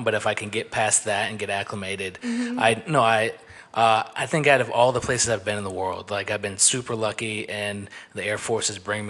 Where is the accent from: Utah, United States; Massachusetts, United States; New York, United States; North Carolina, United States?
North Carolina, United States; moved away as an adult; now in San Antonio, United States; I grew up in North Carolina, and then like I lived in South Carolina for a couple years